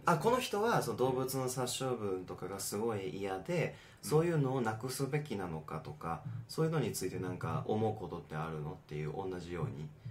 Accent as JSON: {"language": "Japanese", "country": "United States", "said": "僕らがアメリカ人"}